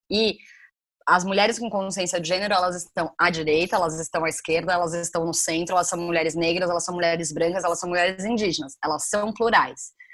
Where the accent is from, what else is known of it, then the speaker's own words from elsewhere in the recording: Brazil; como brasileiros a gente não se considera latino